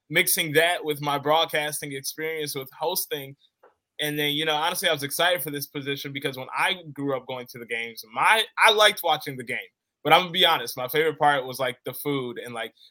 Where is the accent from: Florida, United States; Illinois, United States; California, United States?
Illinois, United States; Orland Park; also born or lived in Charlotte, North Carolina; moved here to Chicago when I was three years old. So I consider consider Chicago home. I'm from the south suburbs, Orland Park.